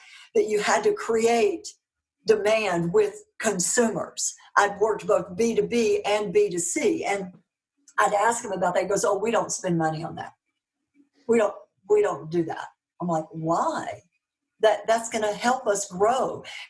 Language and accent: English; Dallas, Texas, United States; accent: Southern; You know, all dressed up in my Dallas clothes, you know, with my little Southern accent in Scotland and Russia and France and Germany.